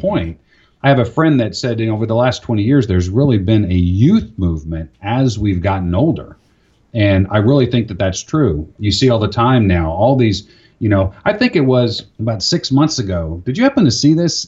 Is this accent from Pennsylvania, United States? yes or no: no; Florida, United States; moved away; I grew up in Florida.